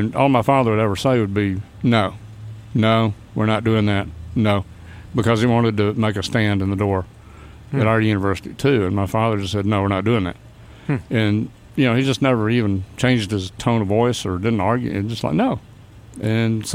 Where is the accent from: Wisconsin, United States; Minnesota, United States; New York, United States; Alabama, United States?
Alabama, United States; Auburn; accent: Southern; also born or lived in North Carolina; now in Birmingham, United States; I grew up in Auburn, Alabama